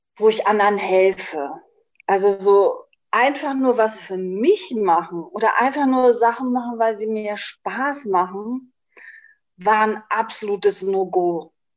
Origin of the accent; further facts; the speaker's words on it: Schleswig-Holstein, Germany; moved away as an adult; now in Berlin, Germany; ich bin gebürtige Schleswig-Holsteinerin. Ich habe bis zu meinem 50. Lebensjahr auch in Schleswig-Holstein gewohnt